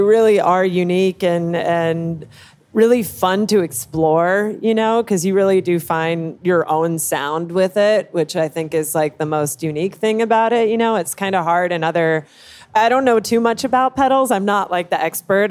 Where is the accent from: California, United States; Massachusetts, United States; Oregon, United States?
California, United States; Los Angeles; moved away as an adult; now in New York, United States; I'm from uh, Van Nuys, California. Oh, it's in yeah. the Valley